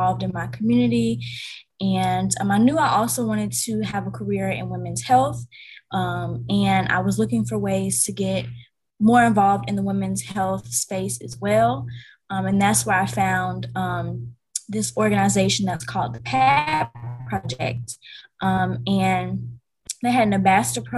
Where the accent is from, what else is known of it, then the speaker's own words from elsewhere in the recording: Vicksburg, Mississippi, United States; I'm from Vicksburg, Mississippi. It's a pretty small town.